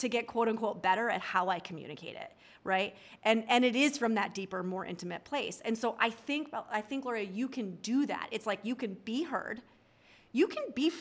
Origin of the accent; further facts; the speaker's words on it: New York, United States; I'm a New Yorker